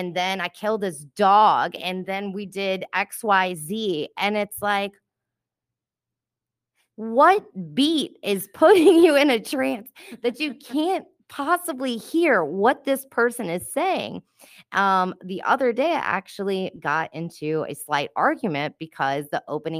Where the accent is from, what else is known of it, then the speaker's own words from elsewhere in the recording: New Orleans, Louisiana, United States; Growing up in New Orleans